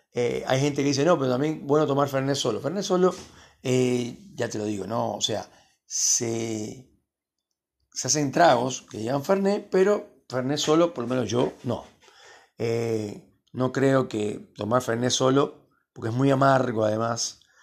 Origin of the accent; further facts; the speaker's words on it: Cuba; also born or lived in Miami; now in Argentina; yo soy de origen cubano